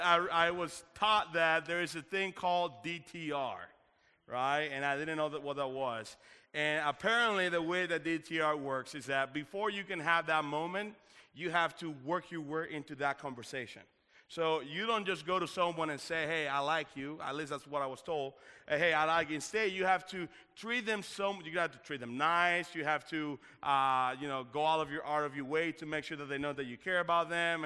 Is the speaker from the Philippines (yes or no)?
no; Dominican Republic; now in United States; If you didn't know this, I am originally from the Dominican Republic.